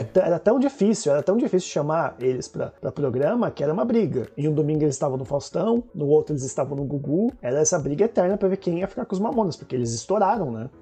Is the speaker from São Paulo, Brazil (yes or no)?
yes; São Caetano do Sul, São Paulo, Brazil; moved away as an adult; now in Mauá, Brazil; na cidade que eu morava, na minha cidade natal, em São Caetano